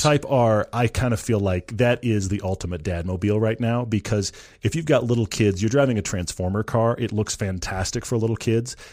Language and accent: English; Texas, United States; moved away; I'm originally from Texas.